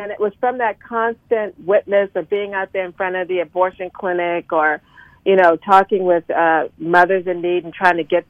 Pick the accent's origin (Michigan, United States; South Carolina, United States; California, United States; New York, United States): South Carolina, United States; Charleston; moved away as an adult; now in Washington, D.C. area, United States; I'm originally a Southerner. I'm originally from Charleston, South Carolina, and I ended up moving to the greater Washington, D.C. area for love